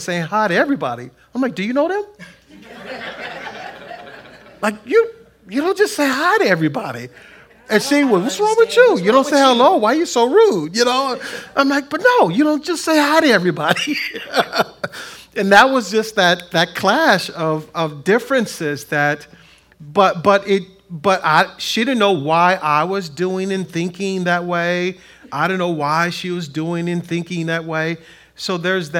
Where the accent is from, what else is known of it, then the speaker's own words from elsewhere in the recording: Compton, California, United States; I grew up in Compton